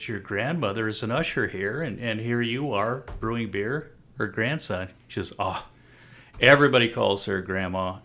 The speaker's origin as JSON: {"language": "English", "area": "Yakima Valley", "region": "Washington", "country": "United States", "said": "we came from the Yakima Valley"}